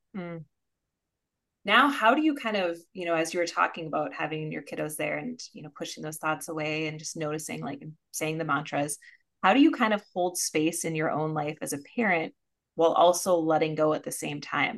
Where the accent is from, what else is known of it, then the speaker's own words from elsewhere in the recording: Minnesota, United States; I'm a Minnesotan